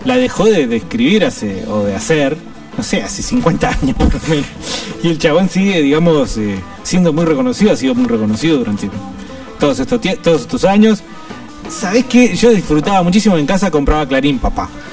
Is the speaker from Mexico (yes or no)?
no; Argentina; los seres humanos argentinos